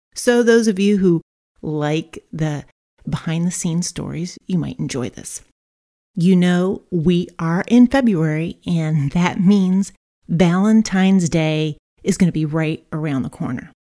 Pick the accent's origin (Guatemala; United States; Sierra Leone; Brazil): Brazil; I was raised in Brazil